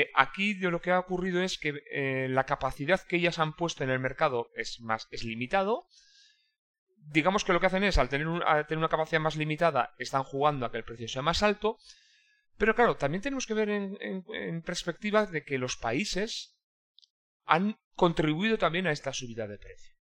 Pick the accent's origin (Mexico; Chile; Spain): Spain; Irún, Basque Country; yo soy de Irún, que es una pequeña ciudad fronteriza